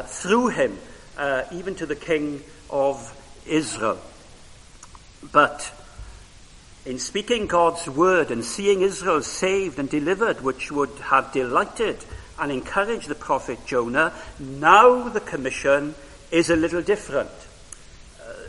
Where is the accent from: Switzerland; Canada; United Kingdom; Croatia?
United Kingdom; Wales; first language Welsh; English is a second language; Welsh was my first language